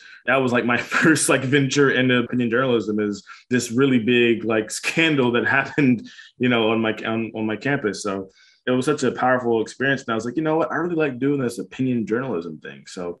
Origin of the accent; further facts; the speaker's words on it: Tullahoma, Tennessee, United States; I'm from Tullahoma, Tennessee. It's a smaller town in South Tennessee, Middle Tennessee.